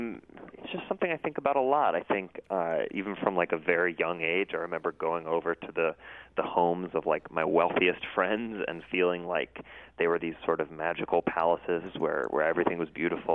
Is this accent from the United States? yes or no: yes; St. Louis, Missouri, United States; Yeah, well, I loved John Burroughs, and my mom for many years worked in the was a teacher there and then worked in the administration.